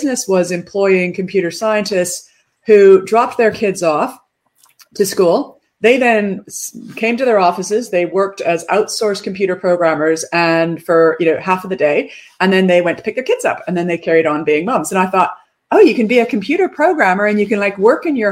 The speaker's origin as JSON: {"language": "English", "country": "Canada", "tie": "born or raised there", "also_born_or_lived": "United Kingdom", "moved": "as an adult", "said": "I'm Canadian. I grew up in a logging town, a lumber town in Canada."}